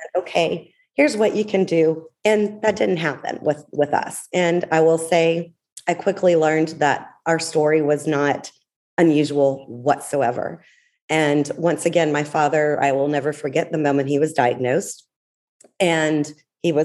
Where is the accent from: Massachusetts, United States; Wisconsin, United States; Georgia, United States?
Georgia, United States; Atlanta; moved away; I am born and raised in Atlanta